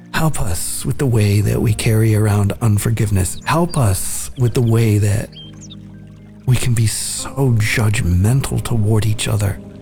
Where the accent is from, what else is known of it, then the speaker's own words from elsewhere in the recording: Nicaragua; I'm from Nicaragua